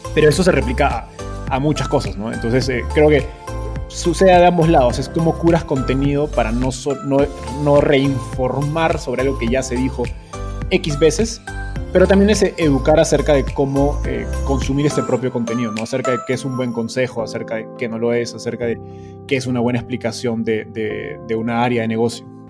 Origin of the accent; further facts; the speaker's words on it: Peru; moved away as an adult; now in Mexico; yo soy de Perú, pero radicado en México